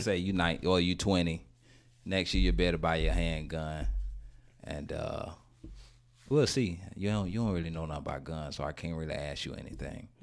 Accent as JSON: {"language": "English", "town": "Gainesville", "region": "Florida", "country": "United States", "moved": "yes", "said": "I'm from Gainesville"}